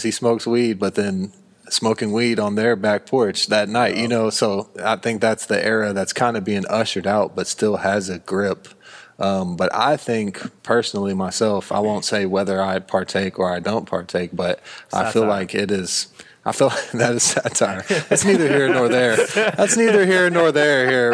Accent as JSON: {"language": "English", "country": "United States", "said": "an American guy from America"}